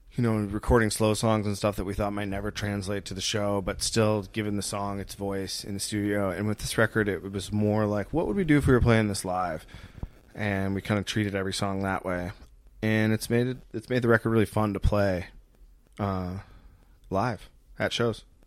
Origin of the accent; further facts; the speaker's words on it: Muskegon, Michigan, United States; moved away as an adult; now in Colorado, United States; I grew up in Muskegon, Michigan. Uh, I lived there until I went to college, but I lived in Michigan un-, until five years ago when I moved to Colorado